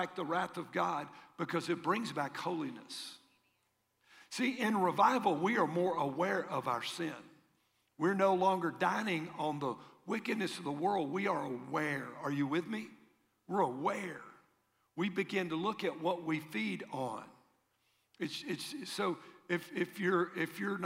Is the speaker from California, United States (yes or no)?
no; Tennessee, United States; where are you from? Tennessee